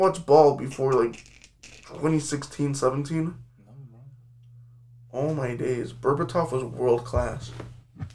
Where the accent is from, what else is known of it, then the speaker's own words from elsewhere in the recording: United States; even as an American myself